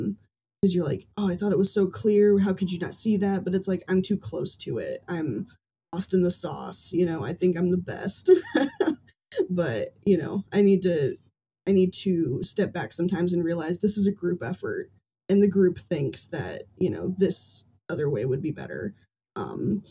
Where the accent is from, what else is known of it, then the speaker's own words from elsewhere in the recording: Fort Wayne, Indiana, United States; my hometown here in Fort Wayne